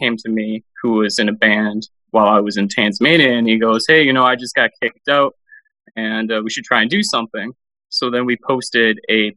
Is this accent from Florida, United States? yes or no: no; Green Bay, Wisconsin, United States; Grew up here in Green Bay